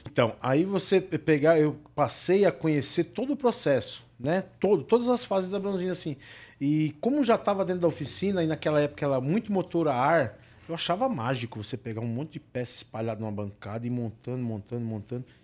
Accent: São Bernardo do Campo, São Paulo, Brazil; eu sou de São Bernardo

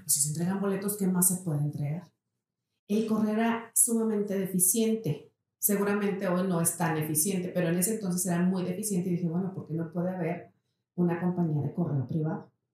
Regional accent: Saltillo, Coahuila, Mexico; yo nací aquí en Saltillo. Uno de mis, de mis grandes anhelos era no vivir en Saltillo cuando yo era una chava

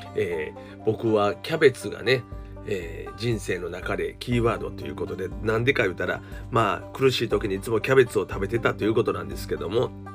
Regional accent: Osaka, Japan; 僕はね関西人です大阪人ですからね

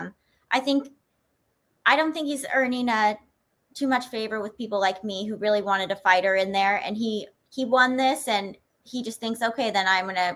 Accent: Nevada, United States; my home state of Nevada

